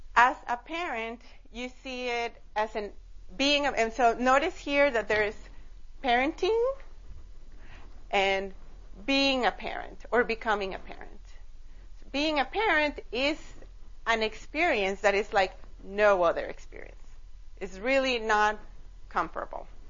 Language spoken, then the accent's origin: English; Costa Rica; now in United States; I am originally from Costa Rica.